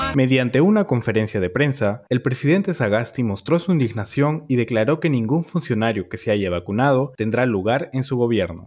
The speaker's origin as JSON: {"language": "Spanish", "country": "Peru", "said": "nos indignó como peruanos"}